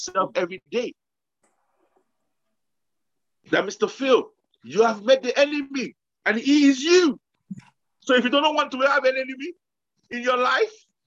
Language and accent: English; Nigeria; now in United Kingdom; we grew up in Nigeria